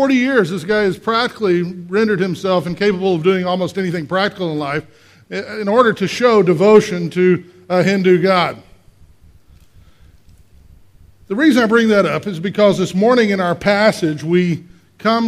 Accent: Texas, United States; I grew up in Texas

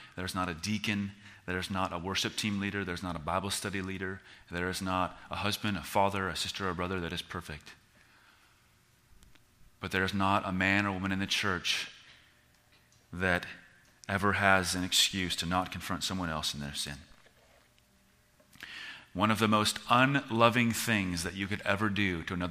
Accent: United States; we as American Christians

